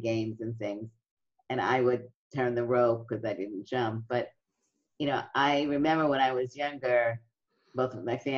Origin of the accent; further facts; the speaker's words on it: New York City, New York, United States; in my neighborhood, it was a middle-class neighborhood in Brooklyn